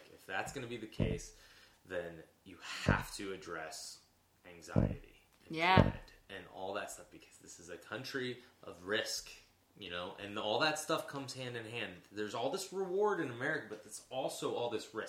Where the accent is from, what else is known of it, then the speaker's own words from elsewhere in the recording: Nazareth, Pennsylvania, United States; So I grew up in Nazareth, which is by Bethlehem, which is also near